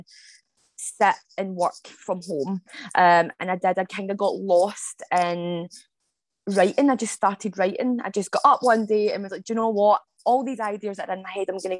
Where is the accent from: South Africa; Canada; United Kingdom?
United Kingdom; Scotland; I am from Scotland. So I'm a Scottish-based author.